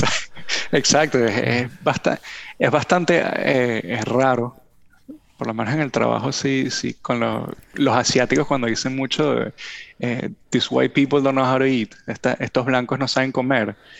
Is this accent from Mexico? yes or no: no; Venezuela; accent: Venezuelan; now in United States